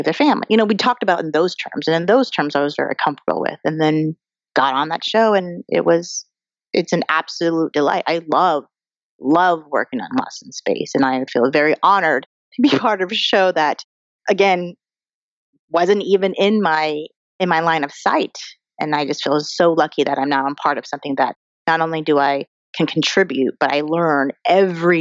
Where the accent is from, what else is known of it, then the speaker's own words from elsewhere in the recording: Colorado, United States; moved away as an adult; now in Los Angeles, United States; I'm an Asian American girl who grew up in Colorado